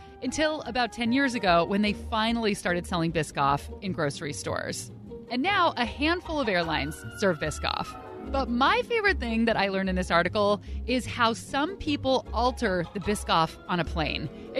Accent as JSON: {"language": "English", "town": "Pleasanton", "region": "California", "country": "United States", "tie": "born or raised there", "said": "Pleasanton in the East Bay."}